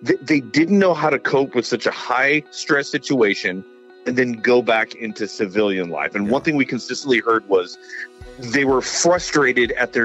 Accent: San Antonio, Texas, United States; I grew up in San Antonio. Military City, USA.

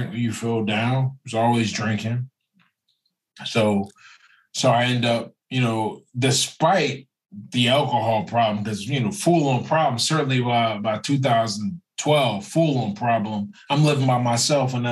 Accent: Pennsylvania, United States; now in California, United States; I grew up in Pennsylvania

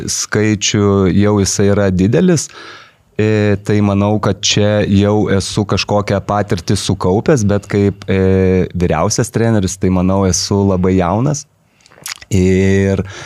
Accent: Kaunas, Kaunas County, Lithuania; aš pats kaunietis

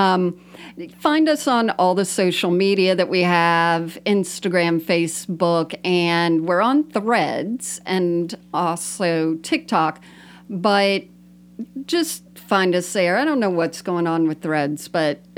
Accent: South Florida, United States; also born or lived in New York; Bonnie and I grew up together in South Florida

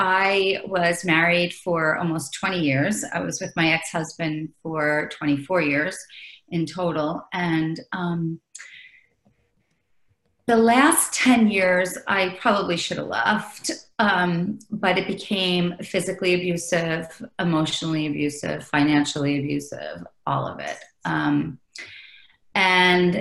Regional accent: New York, United States; I'm from New York

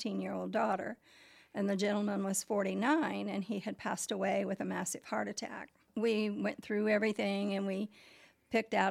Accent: Muncie, Indiana, United States; I'm from Muncie. I was born in Muncie, Indiana in 1946

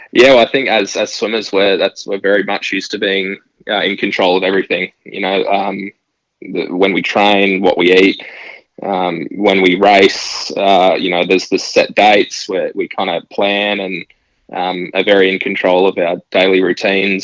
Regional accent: Gold Coast, Queensland, Australia; growing up on the Gold Coast, it's such a big part of um, life here is surrounded by water

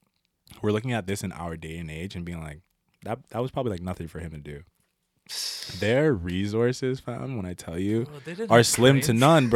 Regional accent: Philadelphia, Pennsylvania, United States; Like I said, I grew up in Overbrook, and if everyone knows that neighborhood, it's a rough neighborhood.

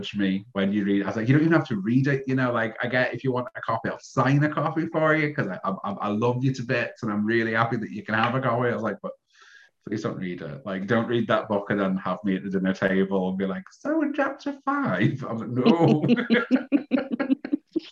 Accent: Scotland, United Kingdom; now in Liverpool, United Kingdom; Being Scottish and moving down here, but I've been here for so long

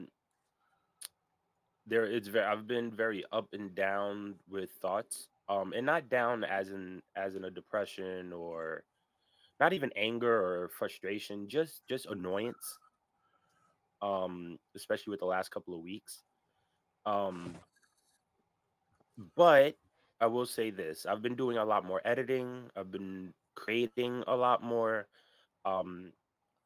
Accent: New York, United States; now in New Jersey, United States; I am a New Yorker through and through.

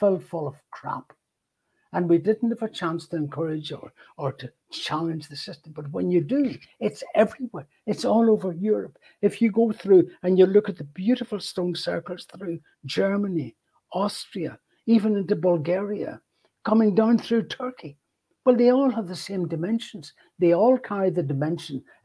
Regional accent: Ireland; moved away; I grew up with those in Ireland

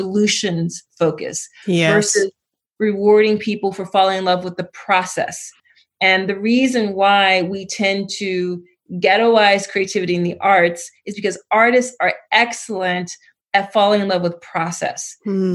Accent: Philadelphia, Pennsylvania, United States; I grew up in Philly.

